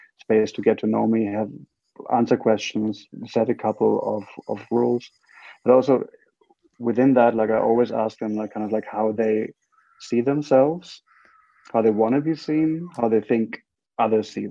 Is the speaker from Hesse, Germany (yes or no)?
no; Bavaria, Germany; also born or lived in Frankfurt; I was born in Frankfurt, and then they moved me to this tiny little place in Bavaria